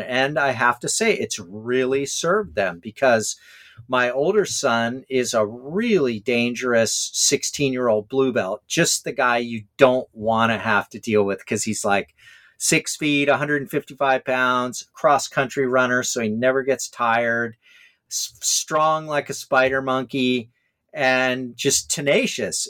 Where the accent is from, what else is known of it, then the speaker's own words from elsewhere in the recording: Hawaii, United States; me growing up in Hawaii